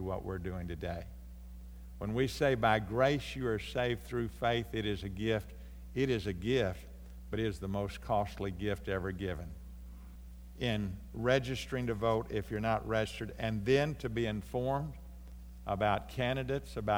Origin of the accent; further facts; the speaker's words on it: United States; from the United States